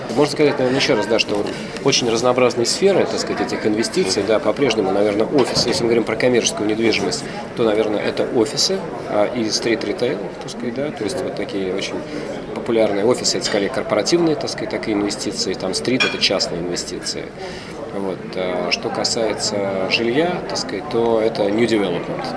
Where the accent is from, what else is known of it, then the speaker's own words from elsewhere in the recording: Russia; Когда они знали, что мы из России